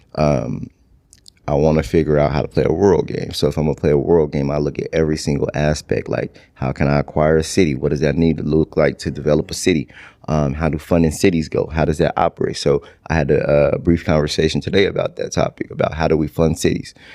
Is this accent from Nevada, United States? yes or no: no; Stockton, California, United States; moved away as an adult; now in Houston, United States; born and raised in Stockton, California.